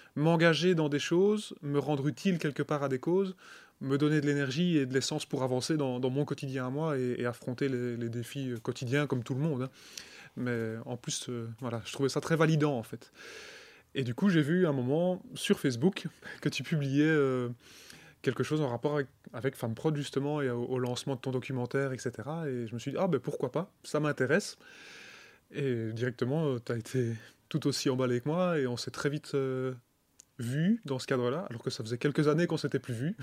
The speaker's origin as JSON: {"language": "French", "area": "Charleroi region", "region": "Wallonia", "country": "Belgium", "said": "je viens de la région de Charleroi"}